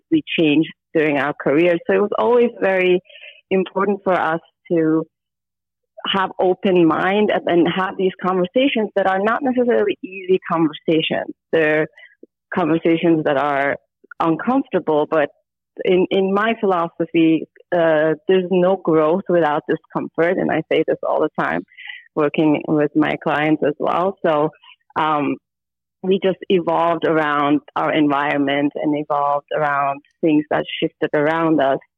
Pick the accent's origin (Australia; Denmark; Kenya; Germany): Germany; born there; also born or lived in Istanbul, Turkey; I was born in Germany and then I moved to Istanbul and then I moved here and then I moved back to Istanbul.